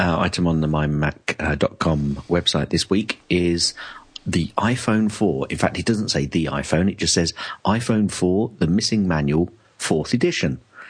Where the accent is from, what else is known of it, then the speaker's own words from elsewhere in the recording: United Kingdom; I'm still British.